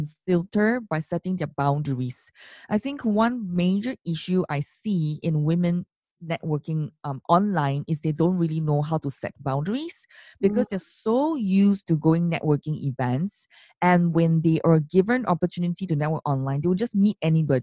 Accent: Singapore

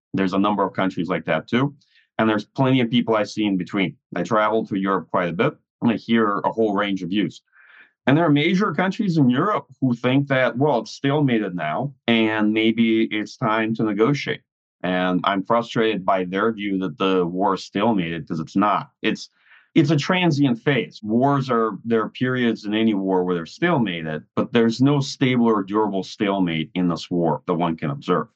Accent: United States; as an American

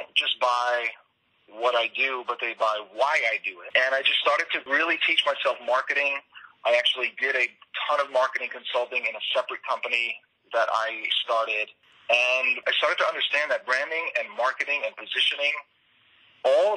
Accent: New York City, New York, United States; I'm from Queens, New York, probably the most diverse place in the entire world

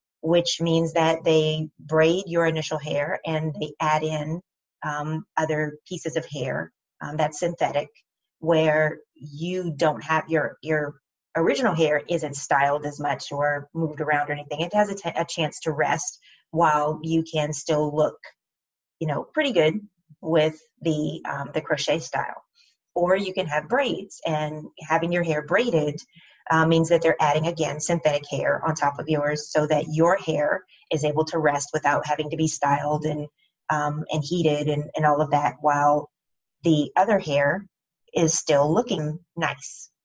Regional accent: United States; I'm African American

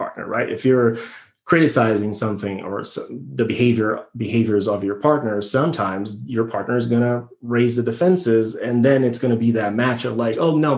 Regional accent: Brazil; moved away as an adult; now in United States; I'm born and raised in Brazil

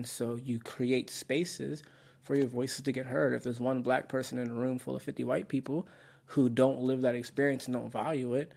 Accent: United States; also born or lived in Austin, Texas / Baltimore; I tell people I'm American

